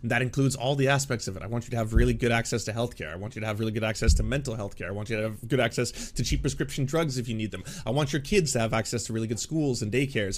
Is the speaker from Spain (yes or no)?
no; Canada; I'm a Canadian